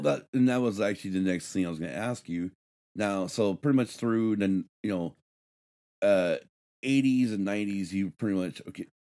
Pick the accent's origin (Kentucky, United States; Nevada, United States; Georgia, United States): Nevada, United States; Battle Mountain; Growing up in Battle Mountain, Nevada